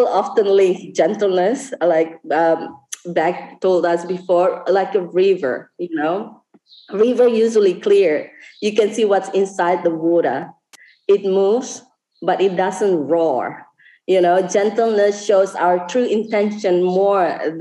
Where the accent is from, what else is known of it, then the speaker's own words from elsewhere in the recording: West Timor, East Nusa Tenggara, Indonesia; now in Bali, Indonesia; I live in Bali now, but I'm not Balinese. I'm from West Timor